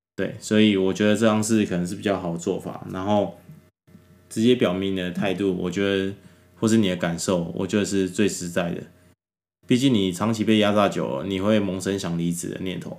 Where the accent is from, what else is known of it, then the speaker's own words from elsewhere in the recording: Taiwan; 我们台湾